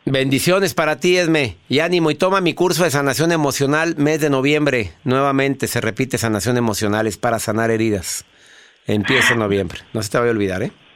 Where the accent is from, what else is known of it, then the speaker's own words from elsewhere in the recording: Mexico; en mi país, en la República Mexicana